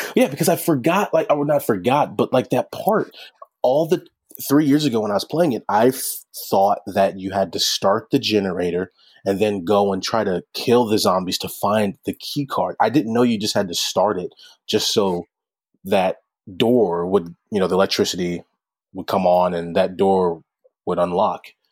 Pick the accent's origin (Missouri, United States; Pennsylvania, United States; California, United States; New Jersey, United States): Missouri, United States; St. Louis; I'm from the Saint Louis area